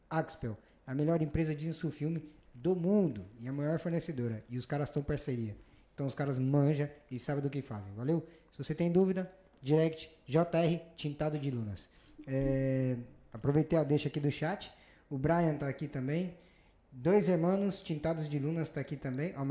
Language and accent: Portuguese; São Paulo, Brazil; now in Spain; Eu sou de São Paulo, mas gosto de mocotó.